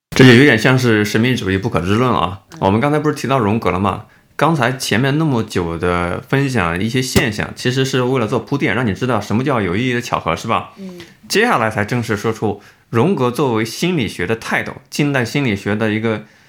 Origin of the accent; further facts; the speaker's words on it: Jiangsu, China; 我是这个江苏长大，我有江苏这个，一个背景